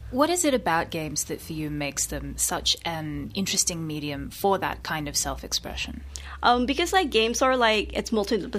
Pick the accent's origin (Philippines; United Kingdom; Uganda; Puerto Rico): Philippines; now in Melbourne, Australia; I'm a third culture kid. Um, I grew up in the Philippines, but I'm Taiwanese, and then coming to Melbourne.